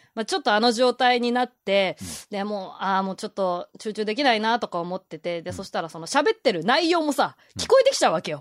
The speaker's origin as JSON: {"language": "Japanese", "region": "Ibaraki", "country": "Japan", "tie": "born or raised there", "said": "私のね、地元の茨城"}